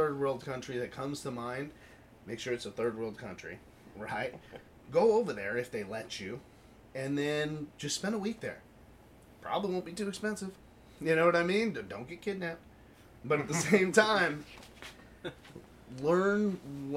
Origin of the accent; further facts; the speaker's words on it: United States; as an American